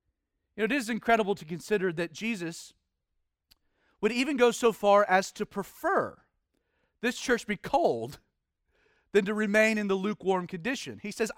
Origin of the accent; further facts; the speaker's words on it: the South, United States; You know, I'm a Southerner, which makes me a Christian.